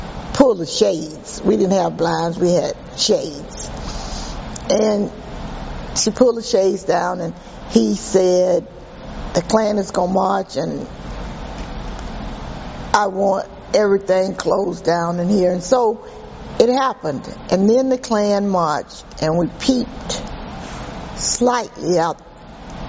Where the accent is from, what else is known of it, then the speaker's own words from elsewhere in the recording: Tampa, Florida, United States; also born or lived in Lakeland, Florida; my father purchased a business in Tampa called the Cotton Club, and we moved from Lakeland, Florida